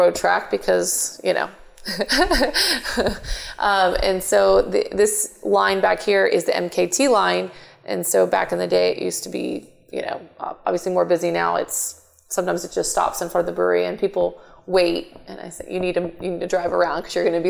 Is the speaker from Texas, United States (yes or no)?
yes; Houston, Texas, United States; also born or lived in Katy, Texas; I grew up in north side of Houston